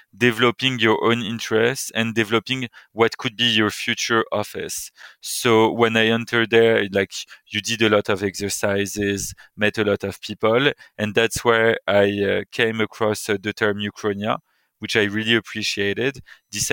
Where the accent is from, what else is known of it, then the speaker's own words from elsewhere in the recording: Paris, Île-de-France, France; moved away as an adult; also born or lived in United Kingdom / United States / Buenos Aires / Australia; I was born in Paris, and I left Paris a decade ago when I moved to the UK to study.